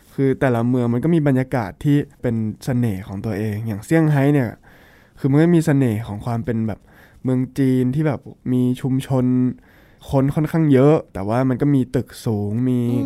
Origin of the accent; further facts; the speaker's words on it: Bangkok, Thailand; also born or lived in Shanghai; ผมเนี่ยพื้นเพเป็นคนเมืองเนาะ ก็คือเกิดและโตมาในกรุงเทพมหานคร